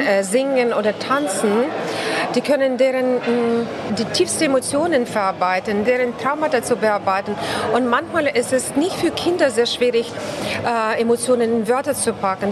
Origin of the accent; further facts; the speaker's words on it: Ukraine; German is a second language; moved away; ich bin Ukrainerin